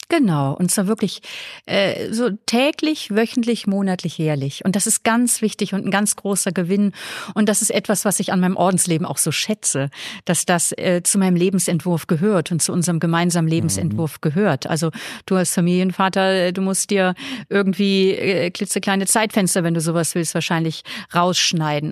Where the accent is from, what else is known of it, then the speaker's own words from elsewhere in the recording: Flensburg, Schleswig-Holstein, Germany; moved away as an adult; now in Vienna, Austria; ich komme aus Norddeutschland.